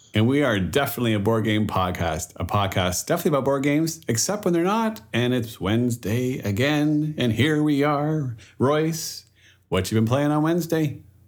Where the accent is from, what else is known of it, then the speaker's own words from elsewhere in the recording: Canada; I was born and raised in Canada, my French ability is less